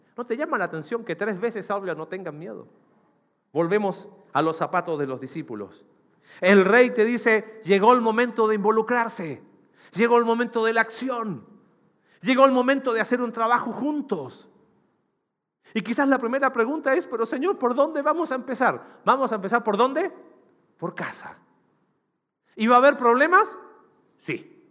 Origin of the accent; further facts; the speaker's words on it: Chile; now in Mexico; mi país, en Chile